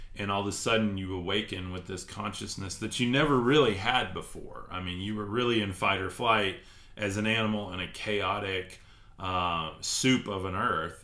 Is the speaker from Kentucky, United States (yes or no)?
no; Texas, United States; I'm from Texas, actually, Alexandria